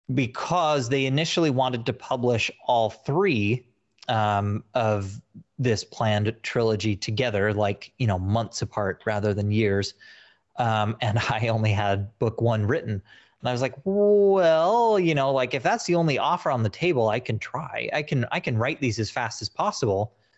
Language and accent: English; Utah, United States; moved away; I'm originally from Utah